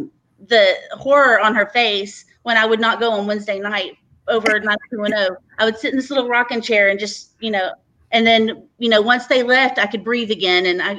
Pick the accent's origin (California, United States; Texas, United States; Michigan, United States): Texas, United States; I didn't want anybody to know I was from Texas